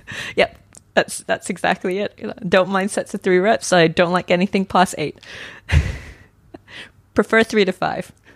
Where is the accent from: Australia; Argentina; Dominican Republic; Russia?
Australia; moved away as an adult; I come from Australia originally